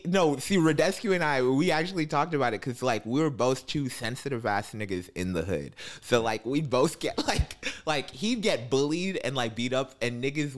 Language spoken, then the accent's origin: English; Cleveland, Ohio, United States; now in Chicago, United States; I'm from Cleveland.